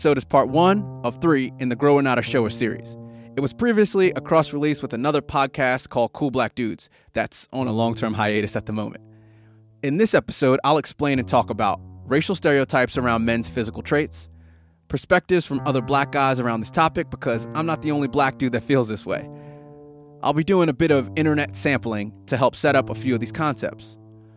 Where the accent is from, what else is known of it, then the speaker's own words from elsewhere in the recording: United States; now in Sydney, Australia; I live here in Sydney, Australia. I'm obviously from America originally